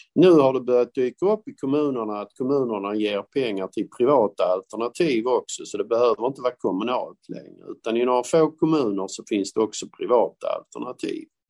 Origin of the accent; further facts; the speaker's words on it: Malmö, Skåne, Sweden; jag är själv från Malmö. Det är en industristad. Det, det, det, säger alla, ja men Malmö är en industristad. Det var det också när jag växte upp